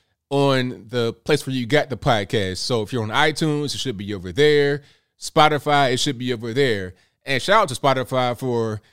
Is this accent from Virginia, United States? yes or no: yes; Virginia Beach, Virginia, United States; also born or lived in Kanawha County, West Virginia; I was raised in Virginia, like Virginia Beach area